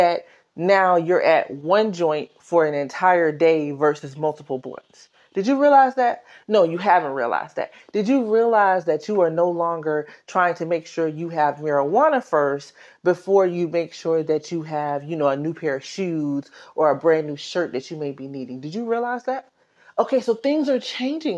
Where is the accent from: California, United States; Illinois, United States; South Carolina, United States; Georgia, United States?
South Carolina, United States; now in New York, United States; I'm from South Carolina